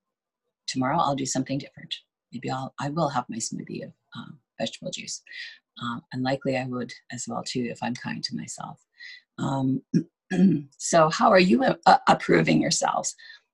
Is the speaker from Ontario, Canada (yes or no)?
yes; Ontario, Canada; I came from Ontario, so snow is a big deal there.